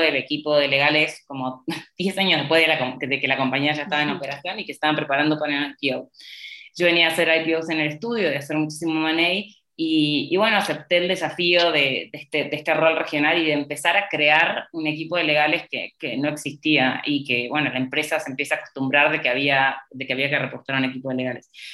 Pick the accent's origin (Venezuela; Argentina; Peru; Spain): Argentina; moved away as an adult; also born or lived in United States; now in Mexico; mi país de origen